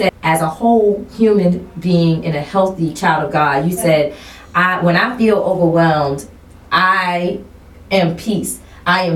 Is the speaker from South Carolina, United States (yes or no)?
yes; South Carolina, United States; I'm from South Carolina